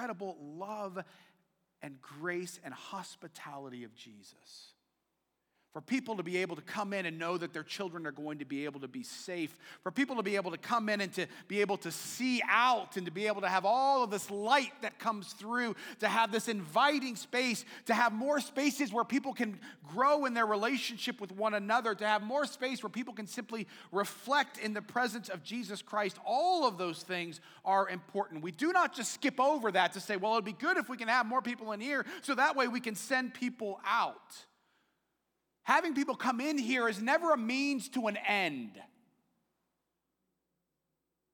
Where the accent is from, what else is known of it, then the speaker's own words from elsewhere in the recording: United States; As an American